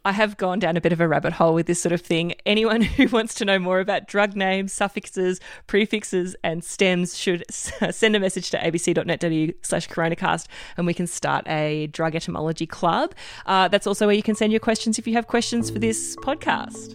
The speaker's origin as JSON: {"language": "English", "region": "Queensland", "country": "Australia", "tie": "born or raised there", "said": "my home state of Queensland"}